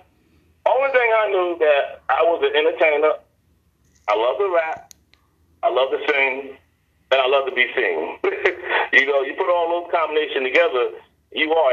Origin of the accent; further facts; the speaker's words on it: New York City, New York, United States; born and raised in the Bronx